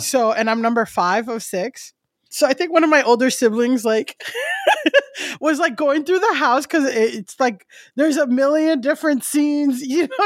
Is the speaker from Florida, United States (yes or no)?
yes; Florida, United States; moved away as an adult; also born or lived in Europe; now in New York, United States; I grew up Buddhist in, so first I grew up Buddhist in Florida